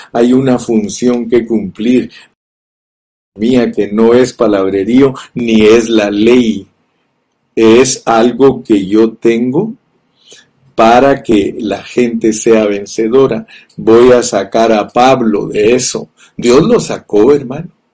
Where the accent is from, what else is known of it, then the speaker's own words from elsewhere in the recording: Guatemala; yo nací en Guatemala